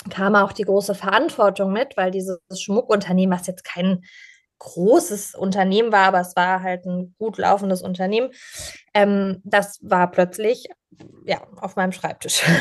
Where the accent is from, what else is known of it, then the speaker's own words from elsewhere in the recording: Pforzheim, Baden-Württemberg, Germany; meine Familie ähm, hat in Pforzheim, also der Goldstadt Deutschlands